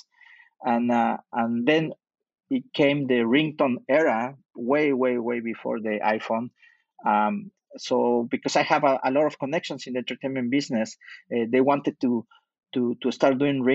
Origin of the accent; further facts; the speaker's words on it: Mexico City, Mexico; moved away as an adult; also born or lived in Utah, United States / Europe / Middle East / Canada; now in Montreal, Canada; I was born in Mexico City and raised in Mexico City until I was able to do my university in the United States